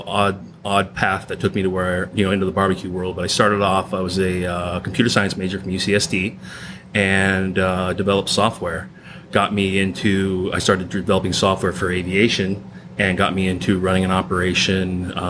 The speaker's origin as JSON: {"language": "English", "town": "Escondido", "region": "California", "country": "United States", "tie": "born or raised there", "said": "I grew up in Escondido."}